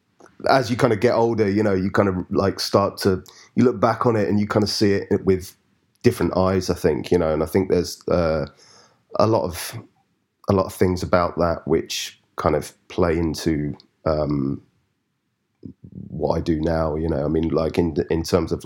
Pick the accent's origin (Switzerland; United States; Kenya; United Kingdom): United Kingdom; London; also born or lived in Highams Park, London; I grew up initially in Stratford, which is like East London. And then we moved to sort of just northeast, place called Hyams Park, like when I was about 10